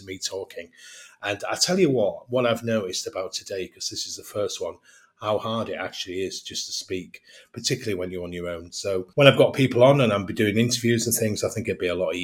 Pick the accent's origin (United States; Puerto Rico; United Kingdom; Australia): United Kingdom; England; accent: English; my English accent